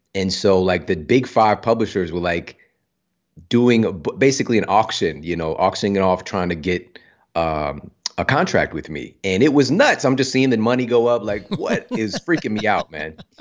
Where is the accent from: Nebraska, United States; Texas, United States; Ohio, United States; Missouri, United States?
Missouri, United States; Ferguson; I'm from Ferguson, Missouri. Yeah. Like, I grew up in some tough circumstances.